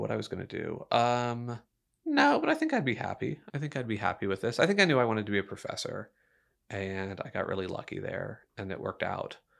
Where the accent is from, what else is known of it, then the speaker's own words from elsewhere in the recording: Dickinson, Texas, United States; moved away as an adult; now in San Marcos, United States; I grew up in Dickinson, Texas, which is right between Houston and Galveston.